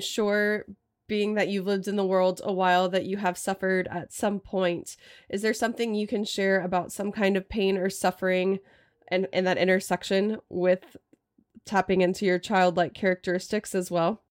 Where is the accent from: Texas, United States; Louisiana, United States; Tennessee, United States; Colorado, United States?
Texas, United States; Austin; also born or lived in Portland area; now in Portland, United States; I grew up in Austin